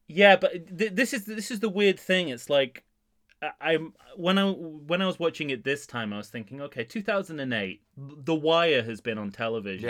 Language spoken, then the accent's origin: English; England, United Kingdom; being an Englishman who puts on an accent quite a lot